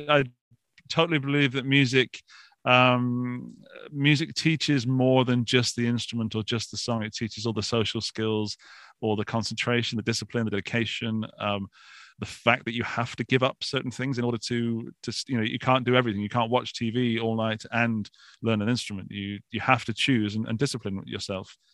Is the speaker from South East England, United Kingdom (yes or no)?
no; Forest of Dean, Gloucestershire, South West England, United Kingdom; accent: British; moved away as an adult; now in Austria; I come from a small, small village in the southwest of Gloucestershire in a place called the Forest of Dean